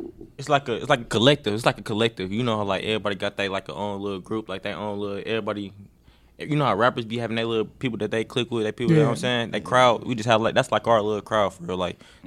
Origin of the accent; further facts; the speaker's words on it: Milwaukee, Wisconsin, United States; I was born in Milwaukee for real.